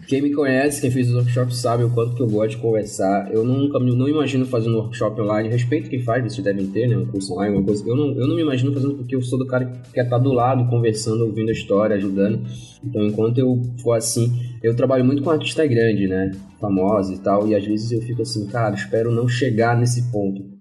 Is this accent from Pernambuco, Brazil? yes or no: no; Marituba, Pará, Brazil; accent: paraense; moved away; eu não sou de Belém, eu sou de Marituba, que é duas cidades depois de Belém, mas eu uso Belém como referência